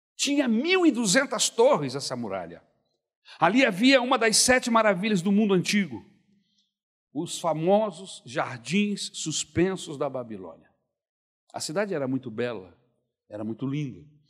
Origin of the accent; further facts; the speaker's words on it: Brazil; Eu sou brasileiro.